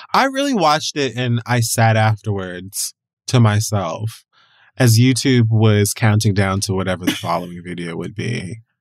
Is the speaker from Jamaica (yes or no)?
yes; Jamaica; I'm Jamaican